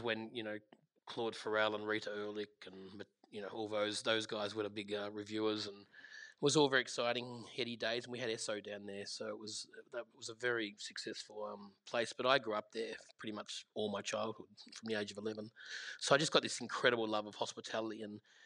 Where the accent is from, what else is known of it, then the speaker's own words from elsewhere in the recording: Gippsland, Victoria, Australia; I grew up in Gippsland and I grew up in a restaurant from the age of 11 called Powers Court